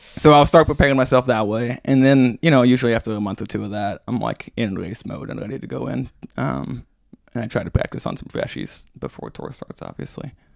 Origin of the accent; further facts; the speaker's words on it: Branson, Missouri, United States; I grew up in Branson, and well, I grew up outside of Branson and then moved there, um, when I was in high school